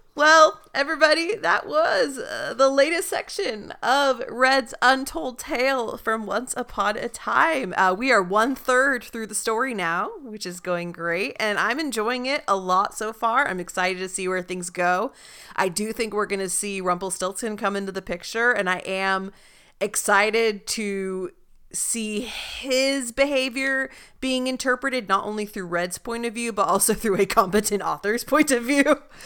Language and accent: English; Salinas, California, United States; I am from the Salinas, Monterey area